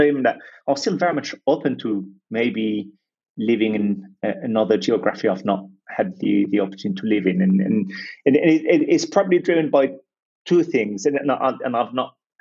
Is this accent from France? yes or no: yes; Lyon, Auvergne-Rhône-Alpes, France; English is a second language; moved away as an adult; also born or lived in London, United Kingdom / Australia; I was born and raised in France, so I am French, and don't hold it against me. I have no say in the matter, it just happened that way. So I'm a very proud native of Lyon, in France, where I grew up.